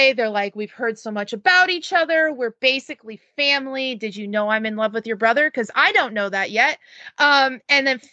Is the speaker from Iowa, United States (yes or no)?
yes; Iowa, United States; now in Minnesota, United States; Brody and I were raised in Missouri and Iowa respectively